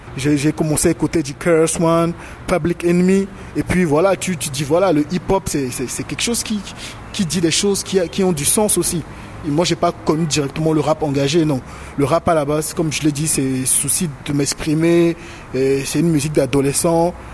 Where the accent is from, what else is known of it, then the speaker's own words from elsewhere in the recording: Togo; moved away as an adult; also born or lived in Cotonou, Benin; j'ai quitté le Togo pour le Bénin pour avoir de meilleures conditions d'études